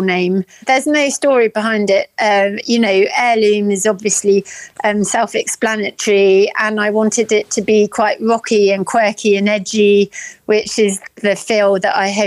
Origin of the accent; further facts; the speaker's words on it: Norfolk, East of England, United Kingdom; moved away; I am from Norfolk originally.